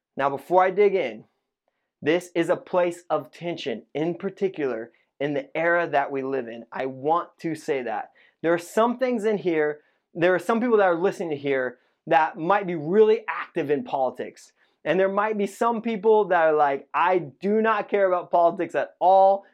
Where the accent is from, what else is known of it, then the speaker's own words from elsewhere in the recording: Indiana, United States; moved away; I grew up in Indiana